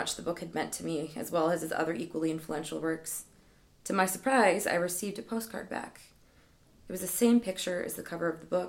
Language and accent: English; Midwest, United States